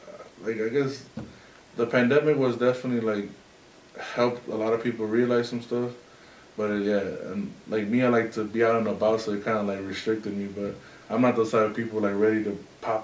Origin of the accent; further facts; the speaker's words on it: Durango, Mexico; Nah. We're from up north Mexico. We're from Durango.